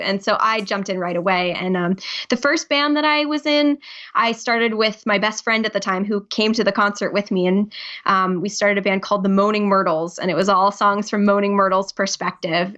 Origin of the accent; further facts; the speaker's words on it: New Jersey, United States; moved away as an adult; now in Providence, United States; I actually grew up in New Jersey